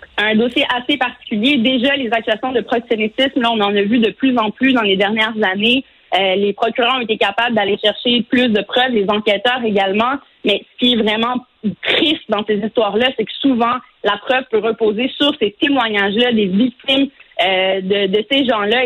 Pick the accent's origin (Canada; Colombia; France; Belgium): Canada; Quebec; chez nous au Québec